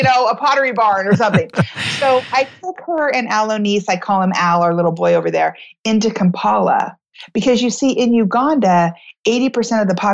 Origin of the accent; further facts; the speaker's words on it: United States; I'm from America